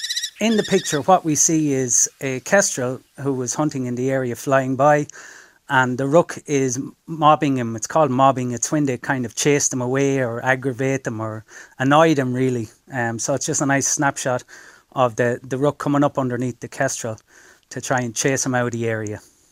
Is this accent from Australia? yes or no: no; Athy, Leinster, Ireland; I'm from Athy.